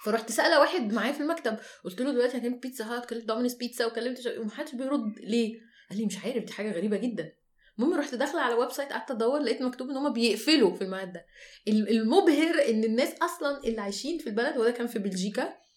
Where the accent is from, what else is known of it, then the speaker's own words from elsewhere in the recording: Egypt; احنا كمصريين